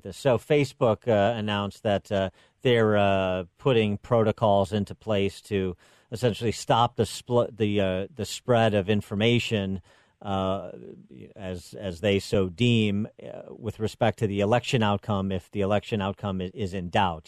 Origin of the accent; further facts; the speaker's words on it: Illinois, United States; my home state that I know well